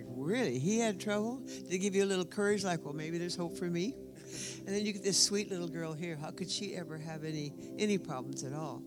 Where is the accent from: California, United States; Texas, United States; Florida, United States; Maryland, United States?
Texas, United States; I was raised in Texas. I grew up all over Texas